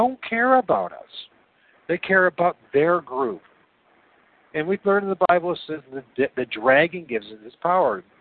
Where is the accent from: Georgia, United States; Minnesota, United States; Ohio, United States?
Ohio, United States; Northwest; I come from Northwest Ohio.